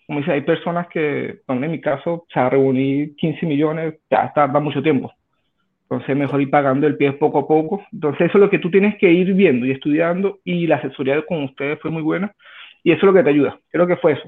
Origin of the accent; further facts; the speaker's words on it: Venezuela; moved away as an adult; now in Santiago, Chile; soy extranjero, soy de Venezuela, tengo 34 años, tengo ya 5 años en Chile